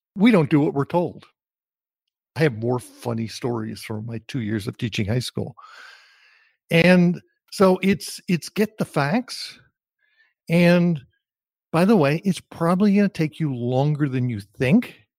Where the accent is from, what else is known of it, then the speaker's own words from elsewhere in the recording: New Jersey, United States; moved away; also born or lived in Austin; growing up in New Jersey. I grew up in an entirely Jewish community